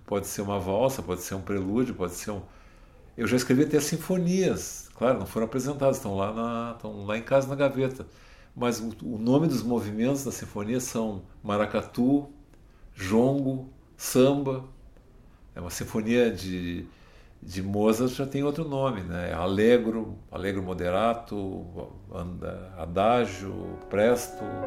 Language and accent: Portuguese; Brazil; eu como músico, como brasileiro